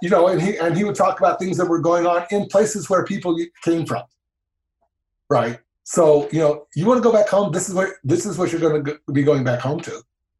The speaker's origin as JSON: {"language": "English", "region": "the South", "country": "United States", "tie": "born or raised there", "moved": "yes", "said": "I was raised in the South"}